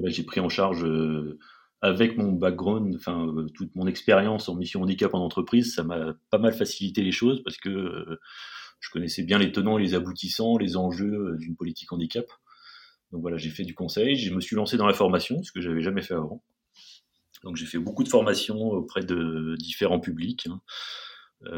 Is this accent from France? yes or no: yes; Paris region, Île-de-France, France; je suis parisien d'origine, hein, enfin région parisienne en tout cas